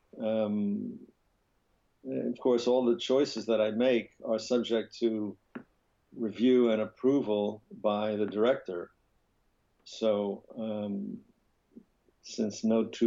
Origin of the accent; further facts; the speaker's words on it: New York, United States; moved away as an adult; also born or lived in Paris; lived on the Upper West Side with a few years in Paris as a child, but most of my life was spent on the Upper West Side until I moved away in my 30s.